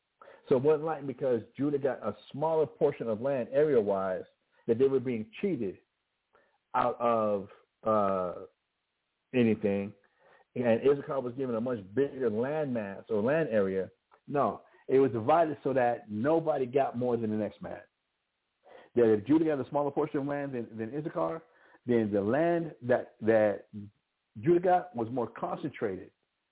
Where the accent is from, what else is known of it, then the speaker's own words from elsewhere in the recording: Albuquerque, New Mexico, United States; I can be from Albuquerque, New Mexico, I grew up in Albuquerque, New Mexico. I'm an American, but I happen to be a New Mexican. I happen to be an Albuquerquean.